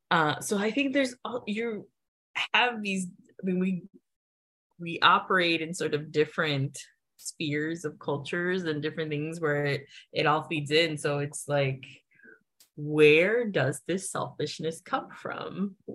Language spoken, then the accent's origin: English; United States; cater to me because I'm American